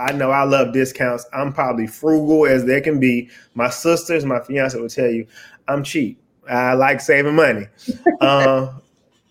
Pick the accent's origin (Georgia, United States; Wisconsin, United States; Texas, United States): Georgia, United States; Atlanta; I'm from Atlanta, Georgia.